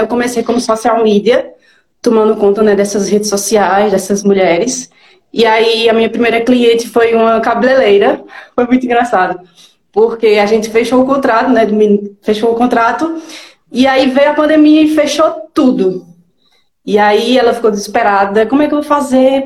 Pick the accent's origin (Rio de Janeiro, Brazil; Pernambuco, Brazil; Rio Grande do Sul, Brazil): Pernambuco, Brazil; Garanhuns; sou de Garanhuns, Pernambuco.